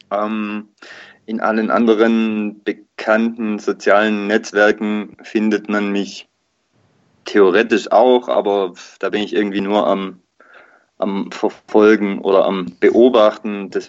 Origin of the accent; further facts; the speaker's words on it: Baden-Württemberg, Germany; ich bin auf der Ostalb aufgewachsen und klar, auf der Ostalb gibt es vereinzelt natürlich auch irgendwie Bayern-Fans